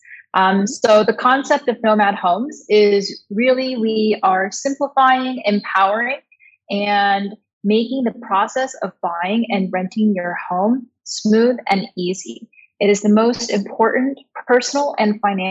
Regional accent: Washington, United States; moved away; also born or lived in Beijing, China; When I was a kid growing up, I grew up in Washington State.

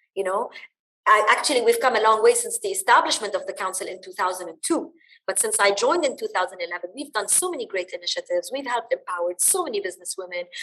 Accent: Dubai, United Arab Emirates; also born or lived in Bahrain; I was born and raised in the UAE. I am of Lebanese origin

